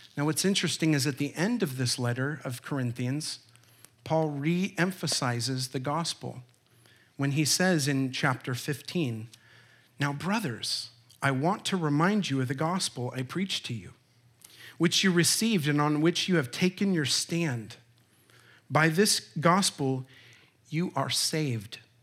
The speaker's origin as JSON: {"language": "English", "town": "Olympia", "region": "Washington", "country": "United States", "tie": "born or raised there", "said": "I was born in Olympia, Washington"}